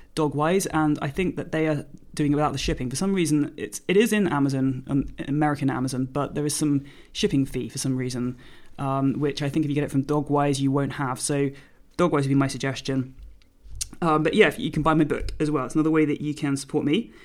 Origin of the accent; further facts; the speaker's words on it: United Kingdom; now in Jersey; I'm a British force-free gun dog trainer